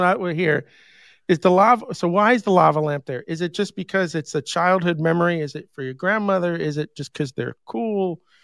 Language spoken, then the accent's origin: English; New York, United States; moved away; also born or lived in Huntsville, Alabama; I grew up in New York